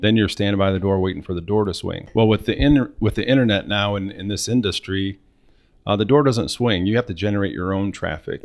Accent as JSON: {"language": "English", "region": "Northwest Ohio", "country": "United States", "tie": "born or raised there", "said": "Born and raised in Northwest Ohio"}